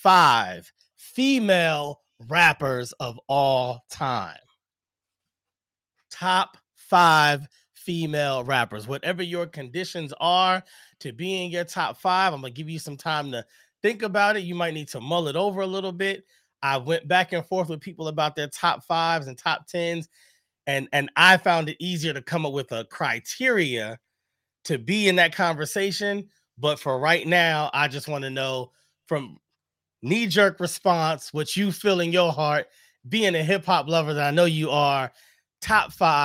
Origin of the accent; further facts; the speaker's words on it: Bed-Stuy, New York, United States; I come from Bed-Stuy.